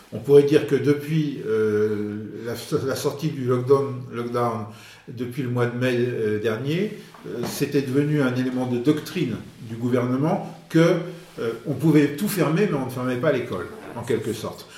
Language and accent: French; France; en tant que Français